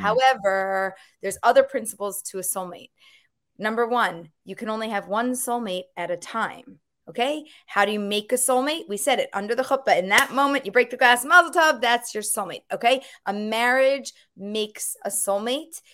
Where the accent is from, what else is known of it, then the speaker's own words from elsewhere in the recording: Philadelphia, Pennsylvania, United States; I grew up in Philadelphia